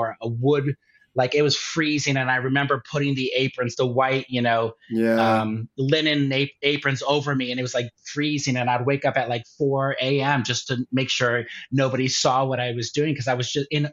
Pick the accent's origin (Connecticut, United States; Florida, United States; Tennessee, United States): Connecticut, United States; Durham; also born or lived in New York; now in Phoenix, United States; my hometown of Durham, Connecticut